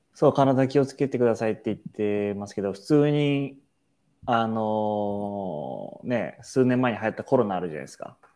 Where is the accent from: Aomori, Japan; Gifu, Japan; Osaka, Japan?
Aomori, Japan; Hachinohe; うちの地元の八戸市